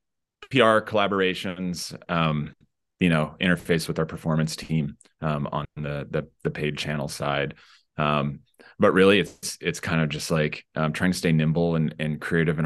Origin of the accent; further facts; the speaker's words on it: Denver, Colorado, United States; now in San Francisco, United States; I'm originally from Denver